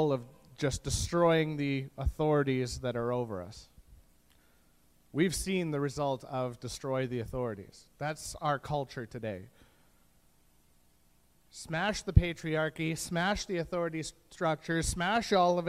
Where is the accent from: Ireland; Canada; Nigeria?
Canada; as a Canadian